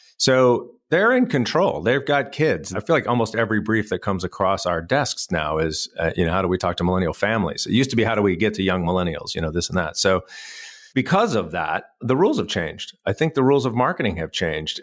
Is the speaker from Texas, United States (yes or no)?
yes; El Paso, Texas, United States; moved away as an adult; also born or lived in Austin, Texas; now in Raleigh, United States; I grew up in El Paso, Texas, in West Texas